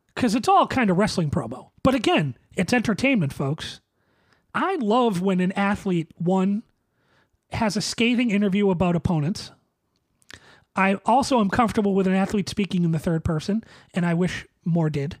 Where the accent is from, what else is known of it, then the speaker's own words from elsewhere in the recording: Boston, Massachusetts, United States; a Bostonian